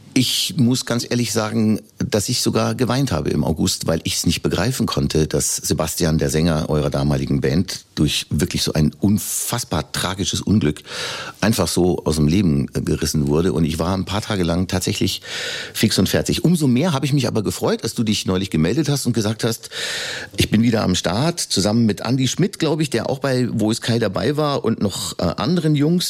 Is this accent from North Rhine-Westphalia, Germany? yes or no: no; Upper Palatinate, Bavaria, Germany; selbst ich als Urbayer und als Oberpfälzer